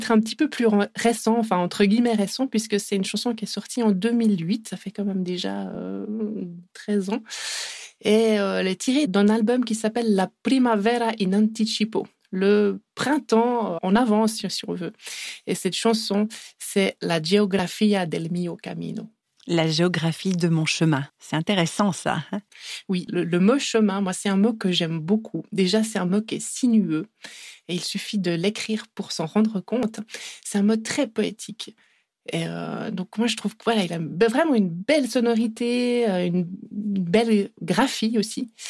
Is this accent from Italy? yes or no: yes; Italy; accent: Italian; French is a second language; je vais le dire en français parce que moi j'ai un accent italien assez horrible